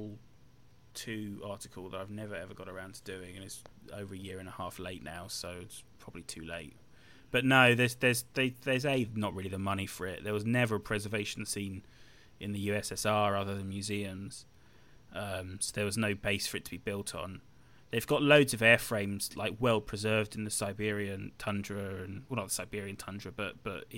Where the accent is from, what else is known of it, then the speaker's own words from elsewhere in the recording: United Kingdom; I'm British